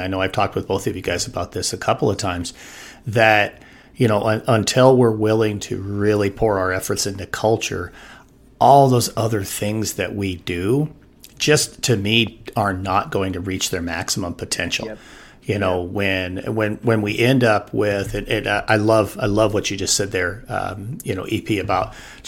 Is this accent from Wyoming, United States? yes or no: yes; Wyoming, United States; my home state of Wyoming